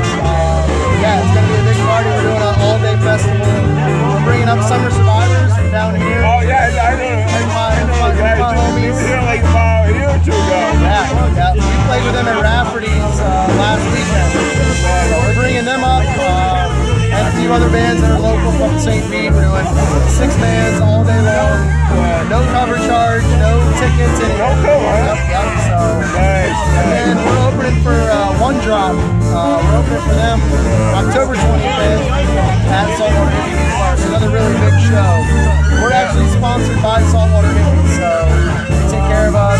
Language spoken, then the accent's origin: English; Asheville, North Carolina, United States; now in St. Petersburg, United States; Born in St. Pete. I grew up in Asheville, North Carolina.